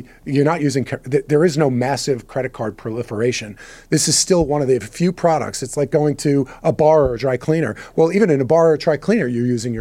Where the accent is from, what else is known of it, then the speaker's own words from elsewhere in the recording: United States; I'm an American